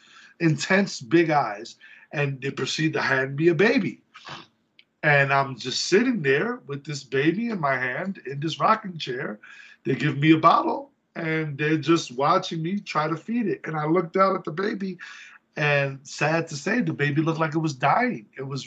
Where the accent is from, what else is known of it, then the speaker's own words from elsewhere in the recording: New York City, New York, United States; moved away; also born or lived in Oviedo, Florida; I'm from the Bronx.